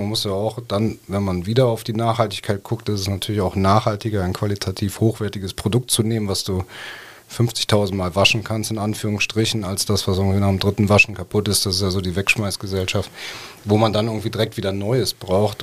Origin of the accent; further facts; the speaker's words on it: Cologne, North Rhine-Westphalia, Germany; moved away as an adult; also born or lived in Munich; Ich als gebürtiger Kölner äh, hatte dann diesen Zuhausebezug